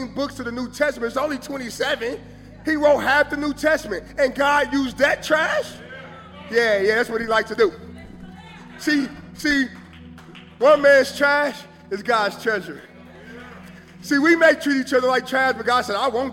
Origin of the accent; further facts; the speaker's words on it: Kansas City, Missouri, United States; I'm from Kansas City.